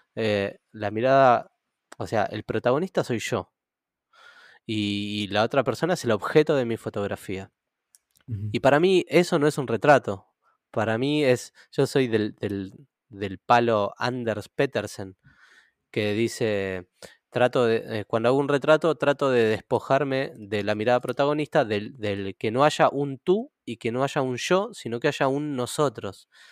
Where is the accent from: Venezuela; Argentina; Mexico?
Argentina; Buenos Aires; Yo crecí en Ciudad Oculta toda mi adolescencia y parte de la, niñez también.